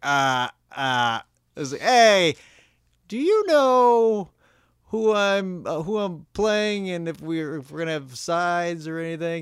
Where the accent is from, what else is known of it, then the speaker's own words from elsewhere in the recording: Minnesota, United States; now in Los Angeles, United States; Minnesota, I'd like to get my hometown